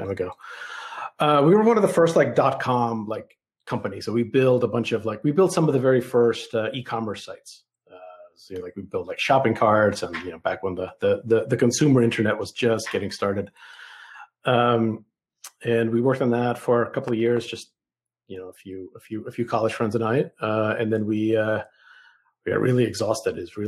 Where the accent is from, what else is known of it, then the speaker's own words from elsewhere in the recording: New York City, New York, United States; English is a second language; moved away as an adult; also born or lived in Soviet Union / Boston / San Francisco Bay Area; now in Bentonville, United States; I grew up in the Bronx, in New York City